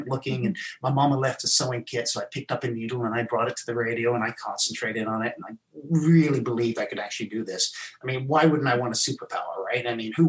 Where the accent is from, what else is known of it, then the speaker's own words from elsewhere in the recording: South Africa; also born or lived in England; I was born in England. I left when I was 9. I went to South Africa. It was while I was in South Africa that I was abandoned by my mom.